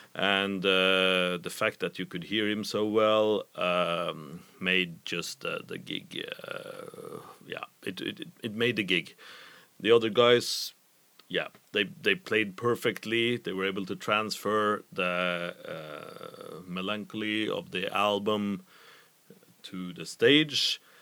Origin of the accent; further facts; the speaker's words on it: Trondheim, Trøndelag, Norway; from my hometown of Trondheim